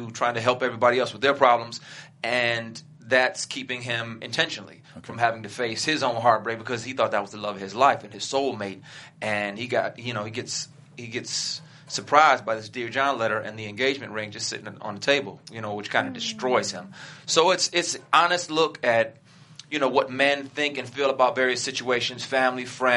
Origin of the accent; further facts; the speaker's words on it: Flint, Michigan, United States; also born or lived in Detroit, Michigan; Born in Detroit, grew up in Flint. I love my hometown.